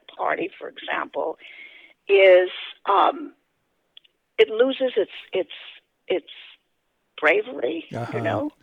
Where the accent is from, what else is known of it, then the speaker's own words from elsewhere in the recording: New York City, New York, United States; I grew up in the South Bronx, which was a very poor neighborhood